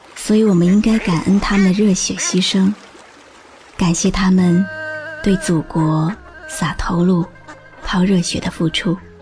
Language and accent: Chinese; China; 我是中国人